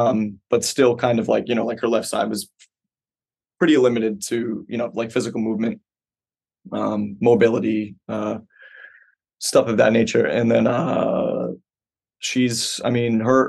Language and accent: English; Quincy, Massachusetts, United States; born there; I was born in Quincy. I lived there for like 5 years